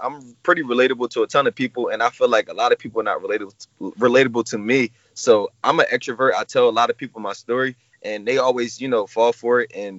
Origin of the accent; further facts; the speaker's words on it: New Jersey, United States; I'm 28 years old, and I'm from New Jersey, South Jersey.